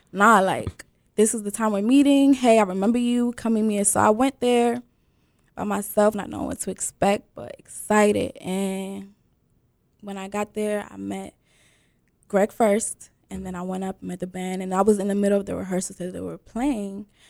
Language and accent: English; Prince George's County, Maryland, United States; I'm from Prince George's County, Maryland, with roots deep in Sierra Leone.